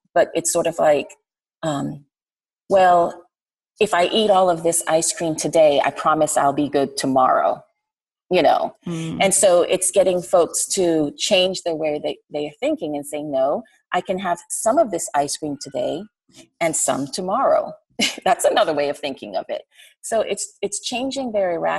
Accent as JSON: {"language": "English", "country": "Jamaica", "tie": "born or raised there", "moved": "yes", "lives_now": "Atlanta, United States", "said": "So I'm from Jamaica"}